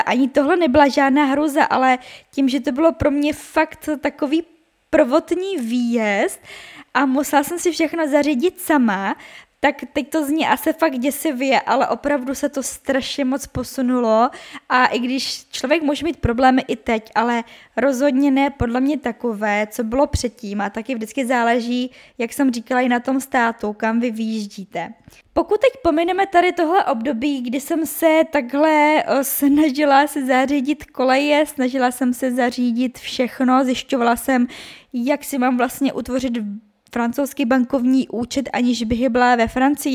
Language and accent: Czech; Czechia; also born or lived in Brno; já jsem z České republiky